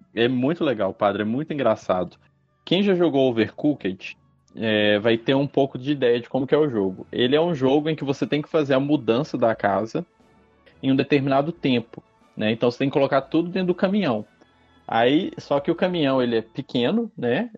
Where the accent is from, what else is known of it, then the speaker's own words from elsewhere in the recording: Brazil; a gente é brasileiro